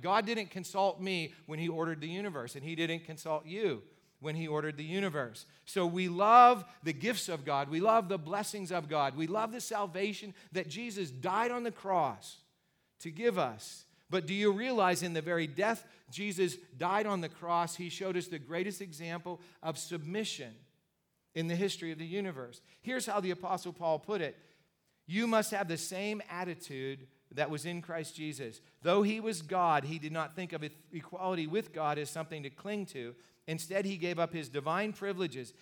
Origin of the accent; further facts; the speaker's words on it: United States; we're Americans